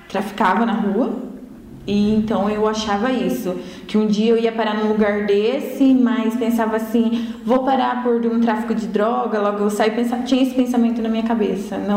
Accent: Cascavel, Paraná, Brazil; Cascavel, Paraná.

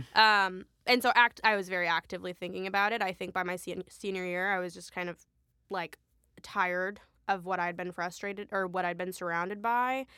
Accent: Rochester, Minnesota, United States; also born or lived in Sudan; I came to the States when I was three, um, and I grew up in Minnesota, Rochester, Minnesota

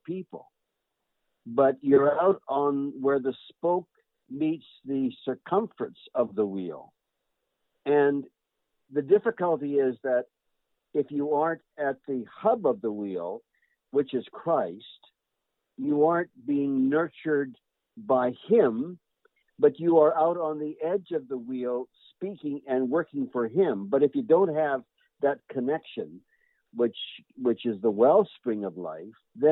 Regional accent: Canada; I'm a Canadian

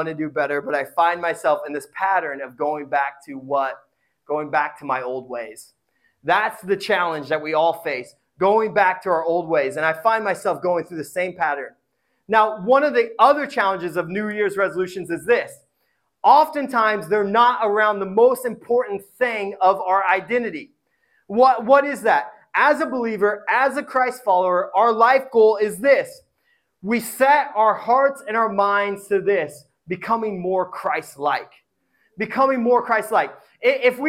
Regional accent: Indiana, United States; I come from Indiana. It's noodles upon noodles. Sometimes there's potatoes. My mom used to call potatoes vegetables

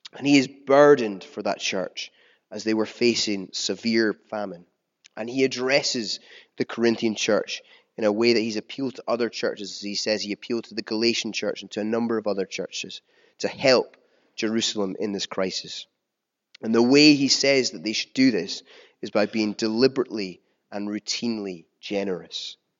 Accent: United Kingdom; as a British people

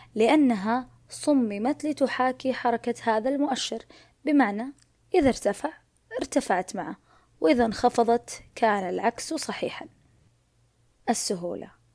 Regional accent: Saudi Arabia; عندنا بالسعودية

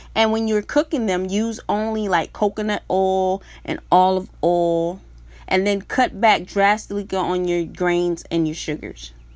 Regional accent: South Carolina, United States; moved away; I'm originally from South Carolina.

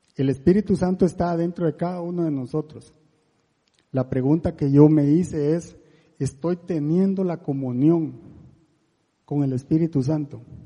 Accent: La Gomera, Escuintla, Guatemala; now in Costa Rica; ni soy español, yo soy de Guatemala y ahora medio tico

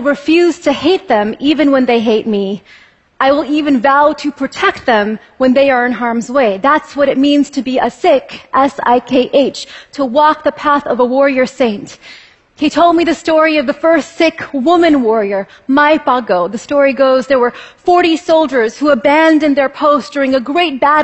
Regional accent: California, United States; I was a little girl growing up in California, where my family has lived and farmed for a century

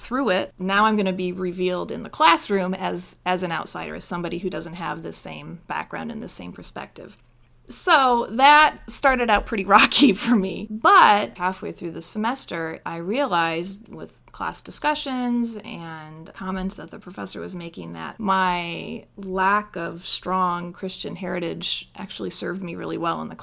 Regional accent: Connecticut, United States; moved away as an adult; also born or lived in Indiana; Growing up in Connecticut

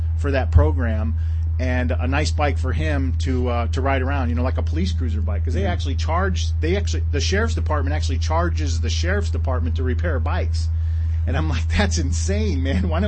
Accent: New York, United States; moved away; I wasn't brought up here. I was brought up in New York State

